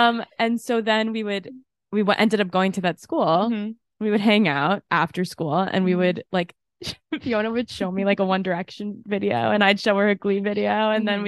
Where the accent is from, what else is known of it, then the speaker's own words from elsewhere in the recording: New York, United States; like we're from New York.